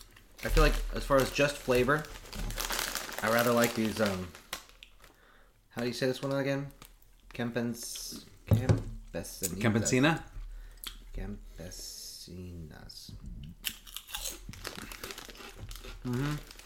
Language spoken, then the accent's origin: English; California, United States; I'm from, you know, California.